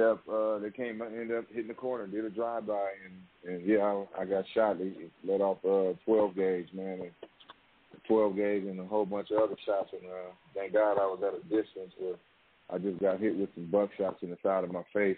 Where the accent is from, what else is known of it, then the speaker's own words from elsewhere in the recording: San Francisco, California, United States; I was originally, you know, from in Hunters Point